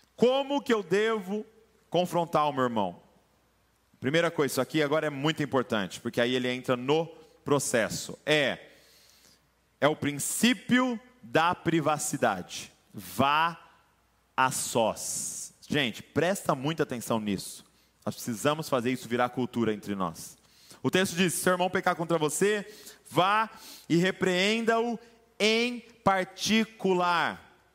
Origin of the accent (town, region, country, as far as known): Brazil